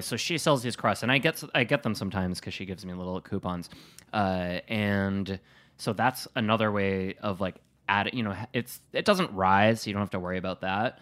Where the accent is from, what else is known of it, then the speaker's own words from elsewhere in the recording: Wisconsin, United States; from Wisconsin